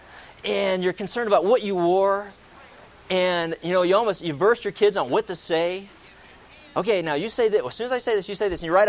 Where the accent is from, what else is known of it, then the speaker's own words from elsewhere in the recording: East Coast, United States; I grew up on the East Coast